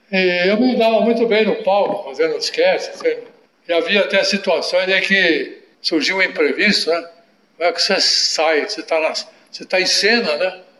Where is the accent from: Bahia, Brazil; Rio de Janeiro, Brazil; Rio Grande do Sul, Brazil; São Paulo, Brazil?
São Paulo, Brazil; Piracicaba; also born or lived in Franca / Itararé / Sorocaba; Você é nasci em Franca. Franca. Mas não morei lá, morei em Sorocaba. Morei em Tararé três anos, depois Sorocaba quatro anos, com sete eu vim para Piracicaba.